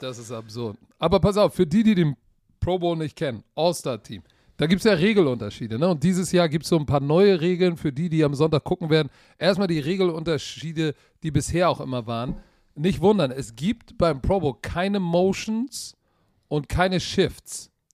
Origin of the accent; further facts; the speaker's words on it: Germany; Wir als Deutsche